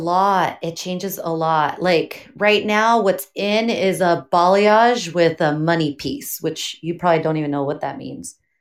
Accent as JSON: {"language": "English", "town": "Pomona", "region": "California", "country": "United States", "tie": "born or raised there", "also_born_or_lived": "Azusa, California", "said": "I am from Pomona, California. Grew up there basically my whole life."}